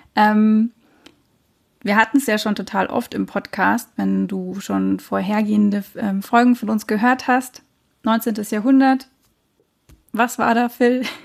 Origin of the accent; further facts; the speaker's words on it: Munich, Bavaria, Germany; ich bin ja so im Münchner Nordwesten aufgewachsen